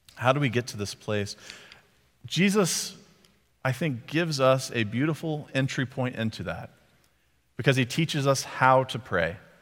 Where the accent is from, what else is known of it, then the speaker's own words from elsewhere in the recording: Texas, United States; I was from Texas